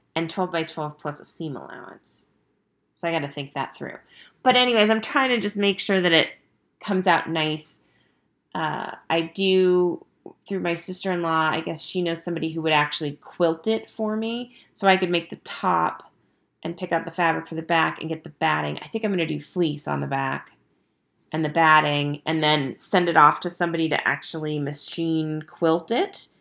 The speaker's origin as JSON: {"language": "English", "town": "Estes Park", "region": "Colorado", "country": "United States", "tie": "born or raised there", "said": "my hometown"}